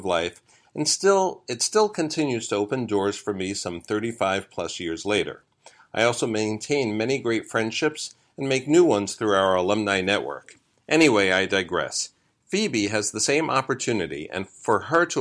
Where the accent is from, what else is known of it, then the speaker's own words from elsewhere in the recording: New York City, New York, United States; I grew up in Brooklyn and Queens in a working-class family